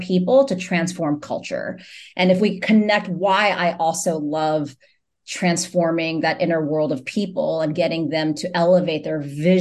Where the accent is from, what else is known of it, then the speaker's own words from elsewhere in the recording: New York City, New York, United States; I was born in New York City